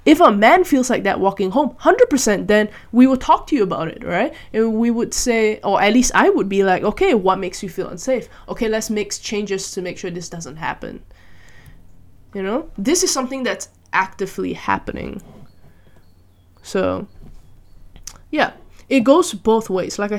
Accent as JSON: {"language": "English", "country": "Malaysia", "tie": "born or raised there", "said": "I grew up in Malaysia"}